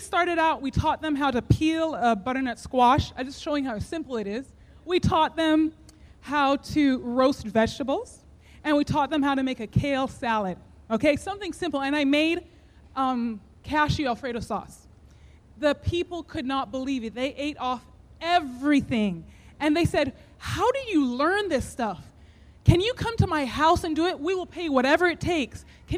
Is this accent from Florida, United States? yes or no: no; Summerville, Georgia, United States; We are from Somerville, Georgia, and we have a farm called Parable Gardens and Orchard.